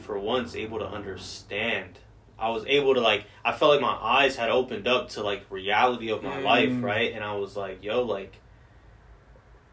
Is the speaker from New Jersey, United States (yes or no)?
no; Georgia, United States; I grew up in Georgia